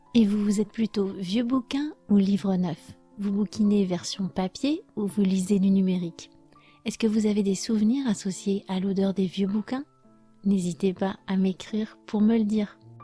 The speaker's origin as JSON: {"language": "French", "country": "France", "said": "je suis française"}